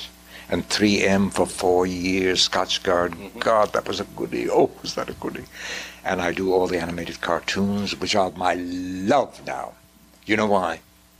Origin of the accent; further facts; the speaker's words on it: New York City, New York, United States; born there; No, I was born in New York City.